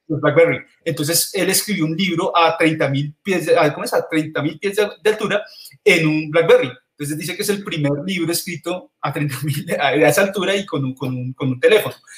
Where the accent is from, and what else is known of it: Colombia